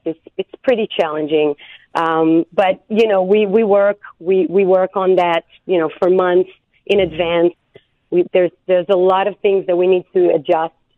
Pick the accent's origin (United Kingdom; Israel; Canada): Israel; moved away as an adult; now in United States; I'm from Israel